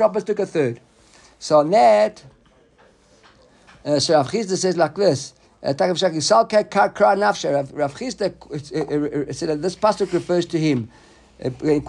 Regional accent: South Africa; when we were growing up in South Africa

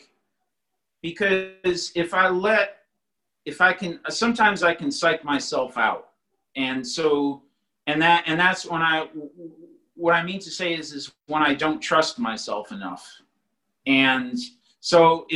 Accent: East Coast, United States; growing up on the East Coast

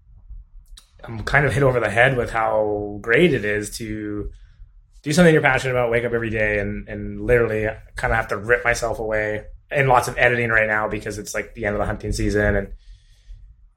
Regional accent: Alberta, Canada; also born or lived in Okanagan; now in Kelowna, Canada; I grew up in Alberta

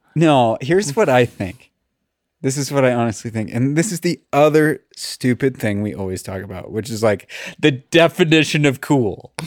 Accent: Los Angeles, California, United States; I'm from Los Angeles

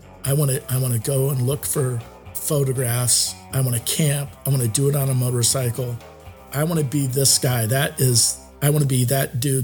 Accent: Des Moines, Iowa, United States; I'm from Des Moines, Iowa.

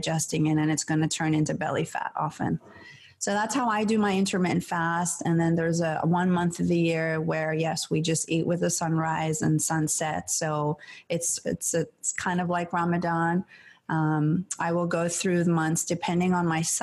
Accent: Iran; moved away; I grew up in Iran

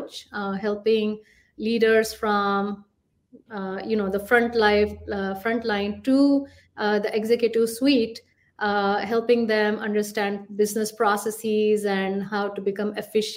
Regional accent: Nagpur, Maharashtra, India; moved away as an adult; now in United States; I'm originally from India. I come from a small town called Nagpur in Maharashtra.

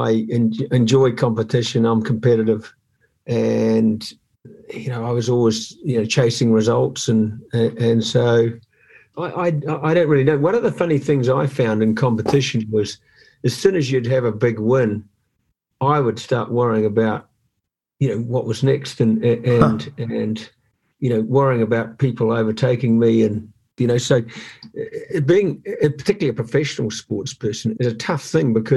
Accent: New Zealand; growing up in New Zealand

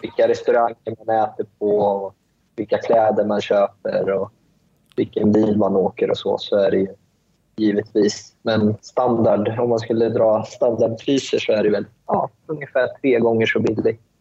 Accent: Sweden; moved away as an adult; now in Malaysia; Jag är ju, jag är ju född i Sverige, men jag är ju uppväxt eh, och uppväxt i Sverige

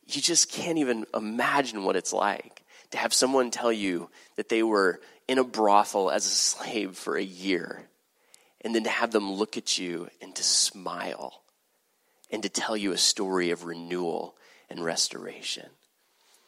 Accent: Texas, United States; I'm from Texas

